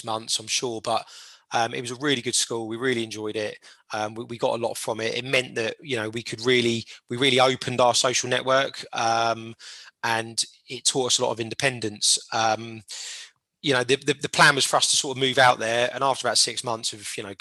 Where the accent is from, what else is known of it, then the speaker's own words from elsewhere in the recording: Portsmouth, South East England, United Kingdom; Born and raised in Portsmouth.